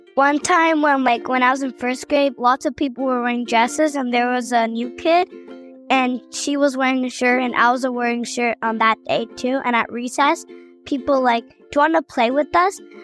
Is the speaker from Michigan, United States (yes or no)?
no; Middleburg, Florida, United States; I'm eight years old, and I'm from Middleburg, Florida